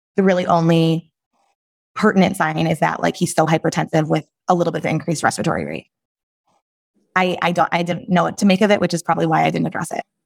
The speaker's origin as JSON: {"language": "English", "town": "Chicago", "region": "Illinois", "country": "United States", "tie": "born or raised there", "also_born_or_lived": "Michigan", "said": "I am from the Chicagoland area, born and raised"}